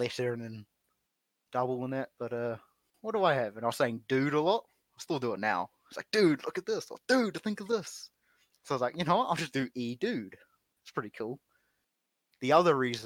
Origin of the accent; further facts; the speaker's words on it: New Zealand; being a New Zealander